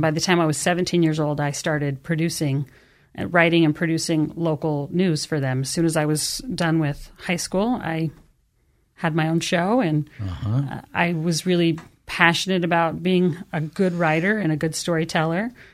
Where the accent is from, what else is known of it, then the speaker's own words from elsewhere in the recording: Canyon County, Treasure Valley, Idaho, United States; I am from the Treasure Valley, born and raised in Canyon County